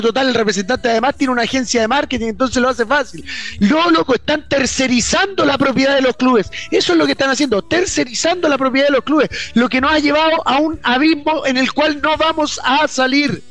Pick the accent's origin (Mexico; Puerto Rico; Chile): Chile; nuestro país